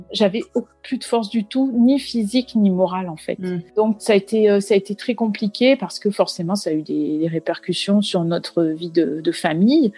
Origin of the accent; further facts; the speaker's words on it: Brittany, France; moved away; je suis revenue euh, depuis euh, un peu plus d'un an dans ma région d'origine euh, la Bretagne